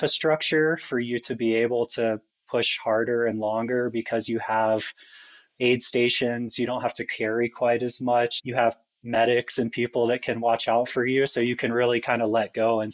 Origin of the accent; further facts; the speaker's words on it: Atlanta, Georgia, United States; I grew up in Atlanta, which, you know, is pretty close to Springer Mountain, the southern terminus